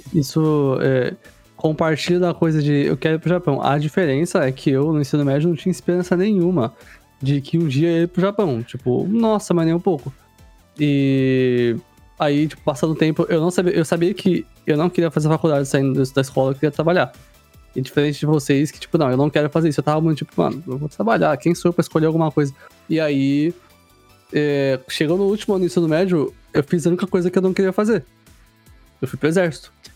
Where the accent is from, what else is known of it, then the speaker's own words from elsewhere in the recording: Carapicuíba, São Paulo, Brazil; eu nasci em São Paulo